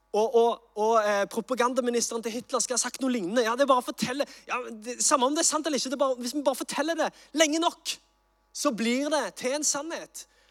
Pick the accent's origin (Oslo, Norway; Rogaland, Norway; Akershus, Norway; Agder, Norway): Rogaland, Norway; Sandnes; jeg er fra Sandnes